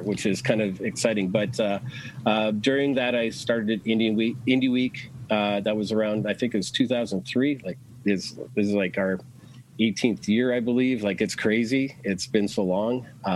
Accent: Edmonton, Alberta, Canada; moved away as an adult; now in Toronto, Canada; I grew up in Edmonton. We moved to Toronto

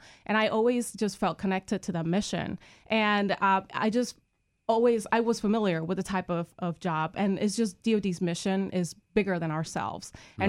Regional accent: Puerto Rico; moved away; I'm originally from Puerto Rico.

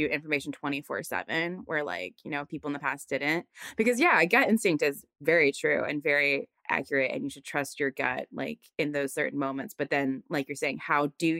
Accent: Virginia, United States; I'm from Virginia. So I went to school in Virginia, also, you know, not Midwest, but South

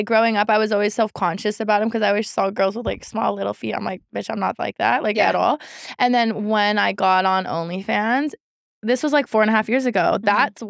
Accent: Sacramento, California, United States; moved away; I'm from Oak Park.

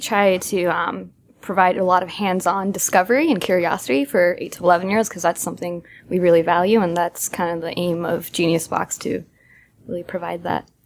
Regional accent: Massachusetts, United States; moved away; I'm from Massachusetts

